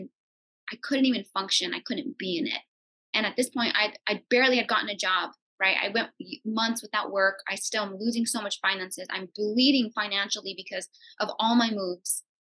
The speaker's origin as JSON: {"language": "English", "region": "California", "country": "United States", "said": "And I wasn't equipped for that. I came from California."}